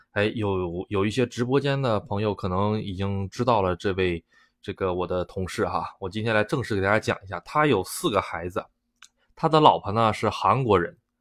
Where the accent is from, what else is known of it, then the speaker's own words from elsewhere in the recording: Northeast China, China; moved away as an adult; now in Japan; 我们东北的这种家乡话